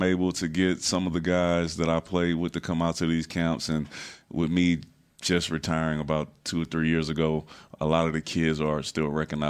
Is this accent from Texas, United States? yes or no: yes; Houston, Texas, United States; I'm from Houston.